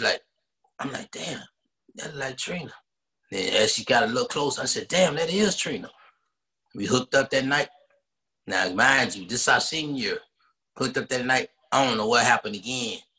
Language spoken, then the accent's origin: English; Dallas, Texas, United States; I'm from Dallas, born and raised, uh, Oak Cliff